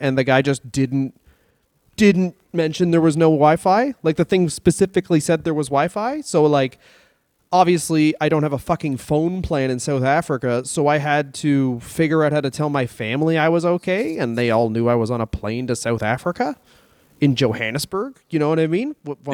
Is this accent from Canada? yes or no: yes; Canada; I am from Canada.